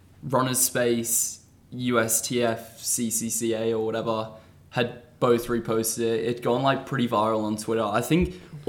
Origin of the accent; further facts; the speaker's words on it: Australia; moved away; also born or lived in England; I was born in England, grew up in Australia.